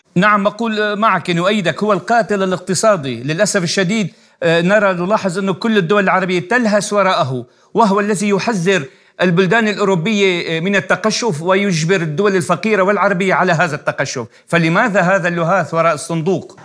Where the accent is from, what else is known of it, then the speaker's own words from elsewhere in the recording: Syria; انا من سوريا